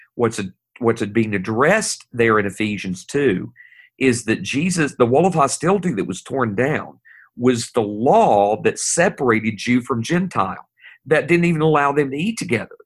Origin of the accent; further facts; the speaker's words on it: East Tennessee, United States; I'm from Tennessee, and I'm from East Tennessee. I'm a hillbilly from up in that area